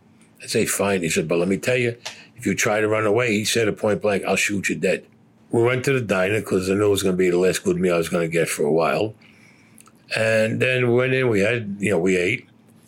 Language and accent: English; New York City, New York, United States; I was Italian and because I came from Brooklyn